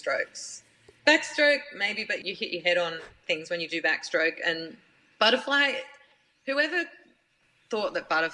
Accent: Brisbane, Queensland, Australia; moved away; I grew up in Queensland

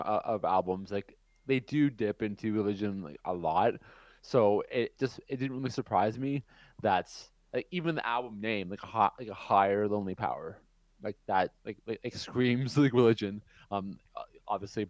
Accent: Canada; my hometown, like in Canada

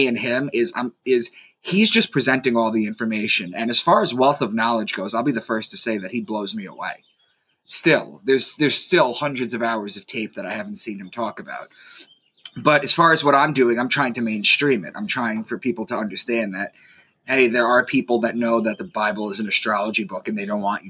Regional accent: Long Island, New York, United States; moved away as an adult; also born or lived in Boston; I'm from Long Island, and I had moved to Boston for a job

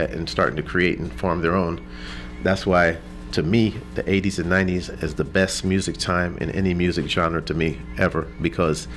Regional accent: New York City, New York, United States; moved away as an adult; also born or lived in Bronx, New York; now in Austin, United States; Grew up mostly in Brooklyn, but started out in the Bronx

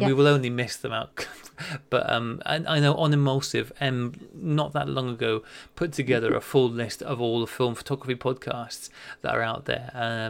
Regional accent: England, United Kingdom; now in Australia; I am English, living in Australia

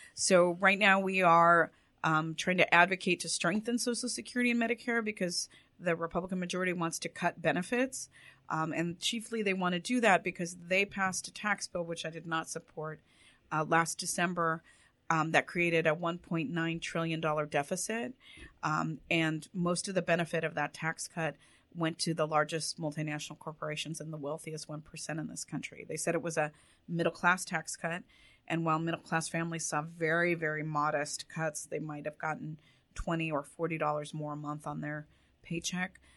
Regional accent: Orange County, Los Angeles area, California, United States; I was born in Orange County and raised in the Orange County, LA areas.

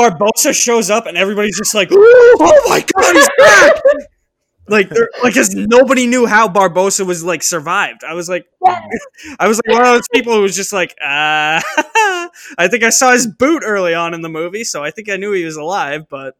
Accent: New Hampshire, United States; growing up in New Hampshire.

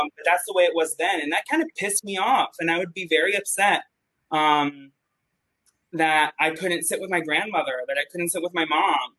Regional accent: Mexico City, Mexico; moved away as an adult; also born or lived in Oak Park, Illinois; I'm originally from Mexico City.

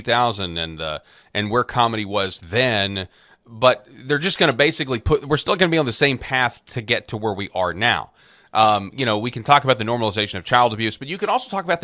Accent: Arkansas, United States; my home state of Arkansas

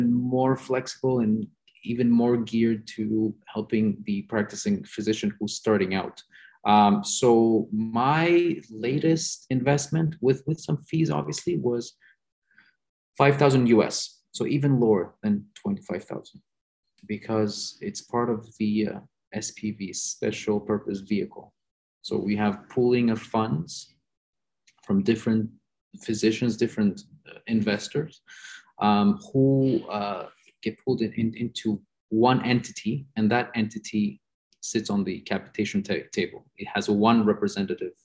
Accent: Greece; moved away; I come from Greece

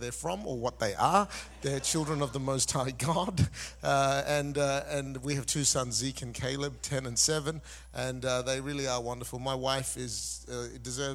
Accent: Malaysia; also born or lived in Singapore; now in Perth, Australia; I was born in Singapore. Say hi for me. I grew up in Malaysia. I am of Indian descent, but I've been an Australian citizen for the last 30 years

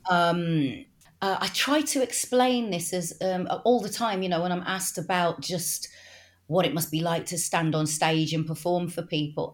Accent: Wolverhampton, West Midlands, United Kingdom; accent: Wolverhampton; I'm actually a Wolverhamptoner, which is just, you know, not far up the road from Birmingham.

